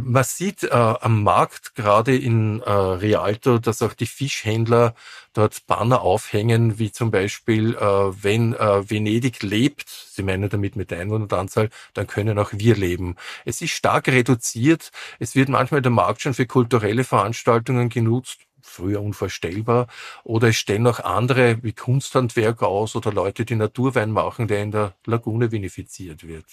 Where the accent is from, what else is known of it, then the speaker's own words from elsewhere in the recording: Vienna, Austria; Wien wird immer meine Heimatstadt sein